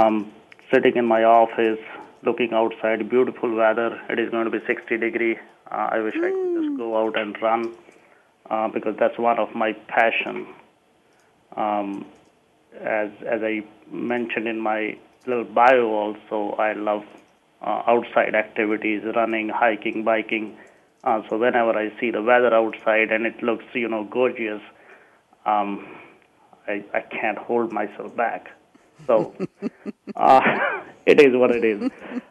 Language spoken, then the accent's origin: English; India; now in Illinois, United States; since I'm from India